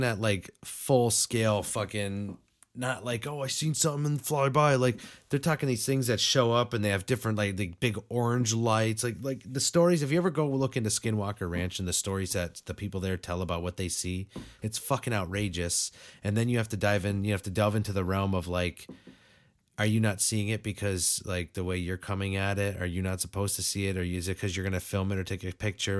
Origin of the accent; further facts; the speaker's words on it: Western Massachusetts, United States; I'm a four one three native